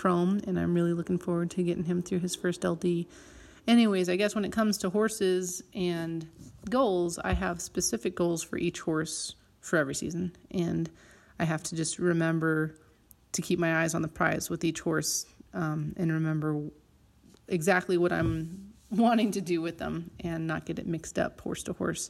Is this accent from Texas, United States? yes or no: no; La Veta, Colorado, United States; I am from Levita, Colorado, which is a tiny town at the base of the Spanish Peaks